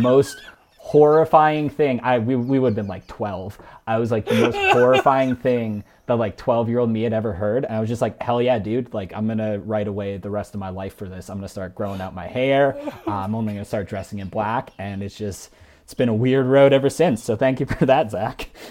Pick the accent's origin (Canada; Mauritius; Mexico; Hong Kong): Canada; Mississauga, Ontario; moved away as an adult; also born or lived in Toronto; now in Calgary, Canada; I was born and raised in the Greater Toronto Area. Uh, I lived for most of my life in Mississauga